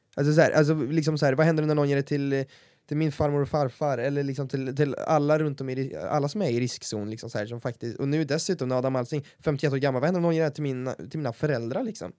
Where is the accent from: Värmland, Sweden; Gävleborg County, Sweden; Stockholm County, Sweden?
Värmland, Sweden; accent: Värmland dialect; tycker jag inte att vår dialekt är speciellt fin